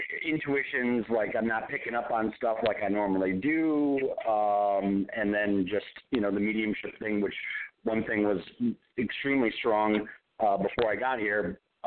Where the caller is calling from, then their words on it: Nevada, United States; Hi, this is Mike, and I'm calling from Nevada.